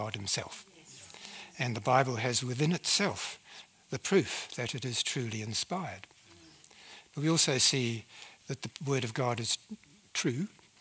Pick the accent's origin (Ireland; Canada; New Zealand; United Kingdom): New Zealand; accent: New Zealand; moved away; I speak with a New Zealand accent because I came from New Zealand originally